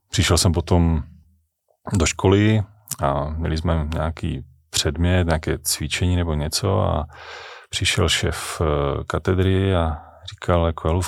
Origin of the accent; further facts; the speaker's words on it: Kopřivnice, Moravian-Silesian Region, Czechia; also born or lived in Ostrava; já jsem ostravský patriot, já mám Ostravu hrozně rád, já jsem tam jsem se tam narodil, já jsem tam vystudoval, eh, jinak jsem jako z Kopřivnice